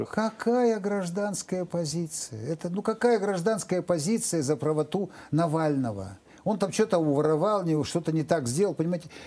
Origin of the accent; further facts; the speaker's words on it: Ukraine; Я украинец, вот такой вот украинец, щирый.